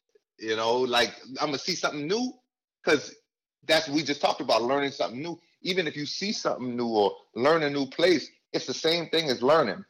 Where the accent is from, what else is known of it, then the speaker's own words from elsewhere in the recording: Charleston, South Carolina, United States; moved away as an adult; I'm from Charleston, South Carolina. {S3} Okay. {S0} That's where I was born. Charleston, South Carolina. Was there till I was about 18.